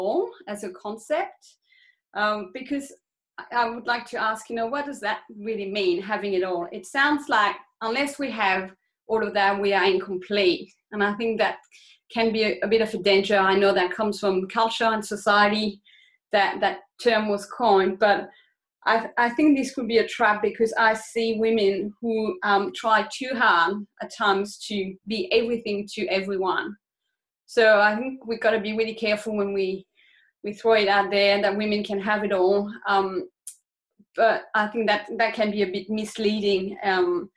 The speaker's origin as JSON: {"language": "English", "country": "France", "tie": "born or raised there", "moved": "as an adult", "lives_now": "Australia", "said": "I grew up in France. I spent about 20 years of my life there, and then I moved to Australia in my early 20s"}